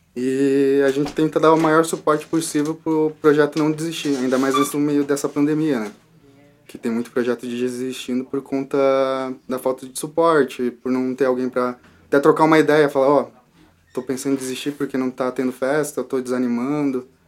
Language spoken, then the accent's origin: Portuguese; São Paulo, Brazil; moved away; eu nasci em São Paulo